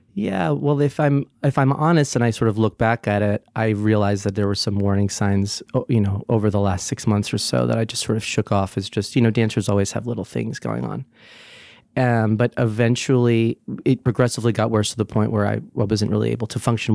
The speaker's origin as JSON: {"language": "English", "town": "Brick", "region": "New Jersey", "country": "United States", "also_born_or_lived": "Sunnyside, Queens, New York", "moved": "yes", "lives_now": "New York, United States", "said": "I'm originally from Brick, New Jersey, the Jersey Shore"}